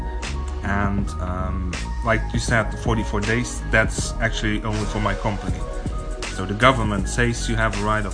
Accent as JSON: {"language": "English", "country": "Luxembourg", "second_language": "English", "moved": "as an adult", "lives_now": "Ohio, United States", "said": "I'm from Delange. It's in south of Luxembourg. It's close to the French border."}